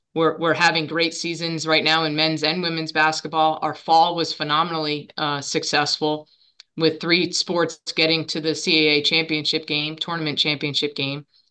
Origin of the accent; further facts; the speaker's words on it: Monmouth County, New Jersey, United States; I grew up in Monmouth County. I'm a Monmouth County girl